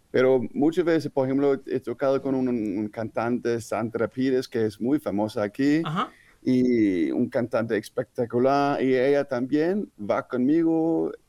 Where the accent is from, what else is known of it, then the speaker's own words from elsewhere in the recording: Denmark; moved away; also born or lived in Switzerland / Spain / Netherlands; como soy danés